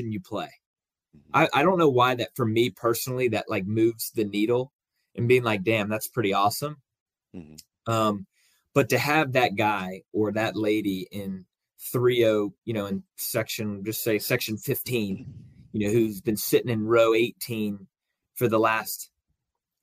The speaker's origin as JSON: {"language": "English", "town": "Jacksonville", "region": "Florida", "country": "United States", "tie": "born or raised there", "moved": "yes", "said": "I grew up in Jacksonville. I'm only 4 hours south of here"}